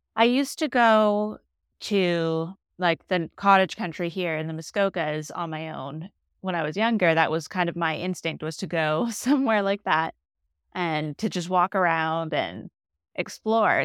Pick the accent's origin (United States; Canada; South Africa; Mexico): Canada; Toronto, Ontario; I'm from the Toronto